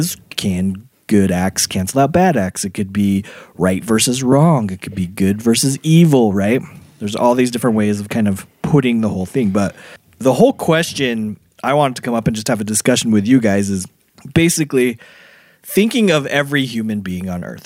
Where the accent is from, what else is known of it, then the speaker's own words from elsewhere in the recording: Utah, United States; we're from Utah